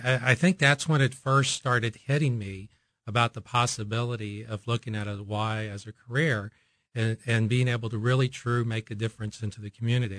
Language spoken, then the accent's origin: English; Oklahoma, United States; moved away as an adult; now in Kansas City, United States; I am from this part of the country, having, uh, uh, grown up in Oklahoma